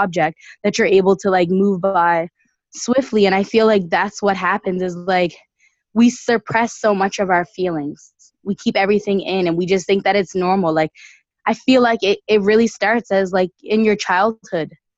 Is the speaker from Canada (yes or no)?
yes; Dartmouth, Nova Scotia, Canada; now in Ottawa, Canada; I grew up in North End, Dartmouth